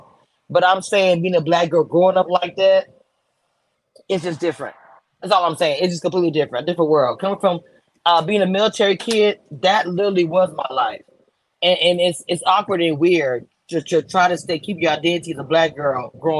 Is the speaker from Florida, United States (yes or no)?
no; Texas, United States; also born or lived in Louisiana; I was raised in Texas and Louisiana, but in Texas, that was my life